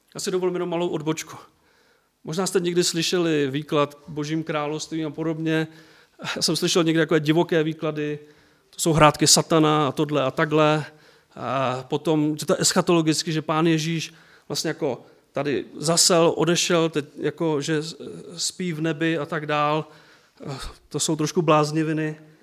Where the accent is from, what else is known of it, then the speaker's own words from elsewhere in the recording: Czechia; also born or lived in Bílovec; u nás v Čechách